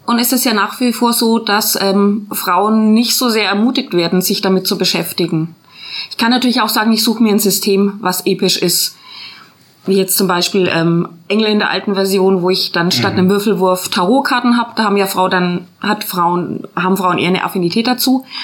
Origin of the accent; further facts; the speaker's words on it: Nürtingen, Baden-Württemberg, Germany; Wir sind aus Nürtingen, ja.